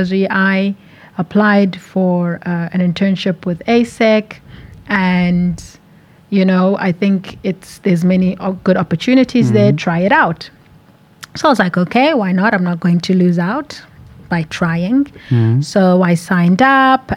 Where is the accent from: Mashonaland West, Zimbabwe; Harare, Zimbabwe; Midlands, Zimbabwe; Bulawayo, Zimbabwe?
Harare, Zimbabwe; moved away as an adult; also born or lived in South Africa; now in Slovakia; I am from Harare, which is the capital of Zimbabwe